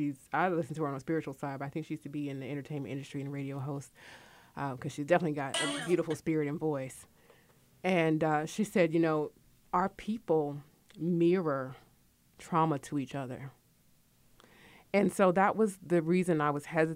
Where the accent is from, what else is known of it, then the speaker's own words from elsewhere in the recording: Connecticut, United States; also born or lived in West Coast / Midwest; now in Georgia, United States; I'm from Connecticut. I lived on the West Coast. I lived in the Midwest, and I've lived here in Georgia. I've been in Georgia since 1995